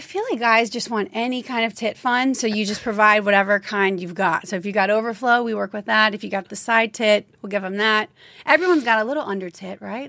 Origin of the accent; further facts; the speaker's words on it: Louisiana, United States; I grew up in Louisiana